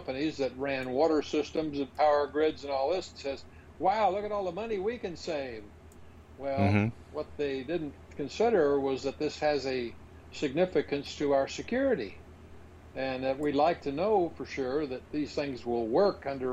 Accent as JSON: {"language": "English", "town": "Huntersville", "region": "North Carolina", "country": "United States", "tie": "born or raised there", "said": "it's my hometown, Huntersville"}